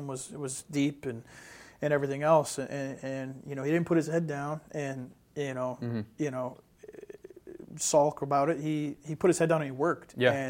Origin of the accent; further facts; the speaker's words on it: Northeast, United States; he's another kid, you know, a Northeastern kid, and you know, I'm from the Northeast, so I take a liking to him.